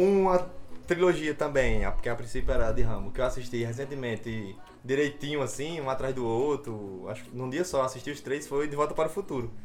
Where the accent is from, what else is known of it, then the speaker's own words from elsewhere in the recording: Catolé do Rocha, Paraíba, Brazil; Eu sou formado em cinema, sou de Catolé do Rocha